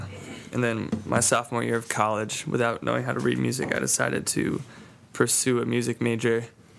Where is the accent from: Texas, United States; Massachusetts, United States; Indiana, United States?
Massachusetts, United States; Medfield; also born or lived in Allentown, Pennsylvania; now in Wayland, United States; That's where I actually grew up in Medfield, and now I live in Wayland.